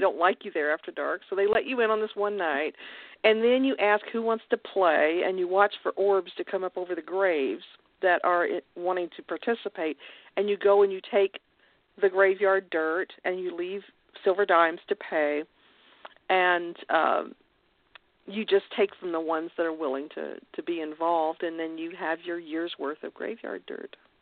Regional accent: Kentucky, United States; moved away as an adult; I was raised in Kentucky

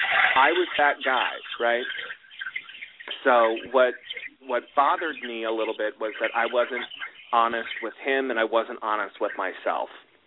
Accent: Los Angeles, California, United States; Where are you from? Southern California. Oh, Los Angeles. Yes, that's where I'm from.

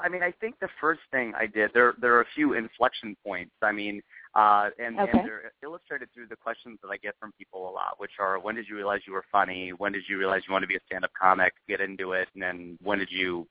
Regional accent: Cincinnati, Ohio, United States; moved away as an adult; now in Los Angeles, United States; I was born in Cincinnati, Ohio, and my parents are still there

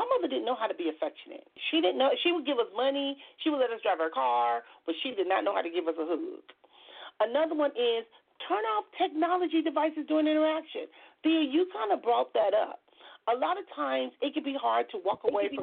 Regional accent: Compton, California, United States; I grew up in Compton.

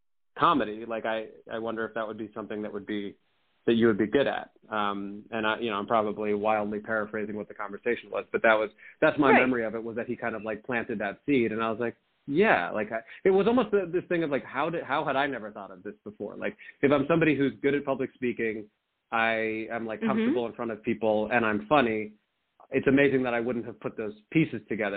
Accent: Hillsborough, New Jersey, United States; also born or lived in Aurora, Illinois; now in New York City, United States; where we grew up in Hillsborough, it's a reasonably wealthy area

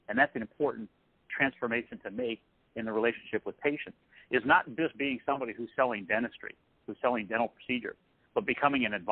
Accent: Massachusetts, United States; I'm from Massachusetts, and just that one little thing was the trust trigger.

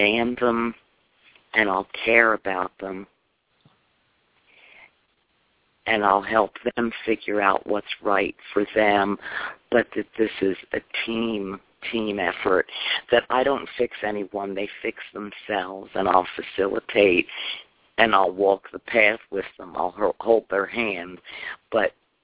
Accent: Chicago, Illinois, United States; moved away as an adult; now in Tampa, United States; I'm from Chicago

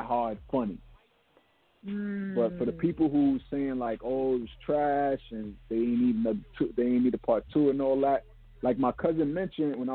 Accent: New York City, New York, United States; we're from Brooklyn

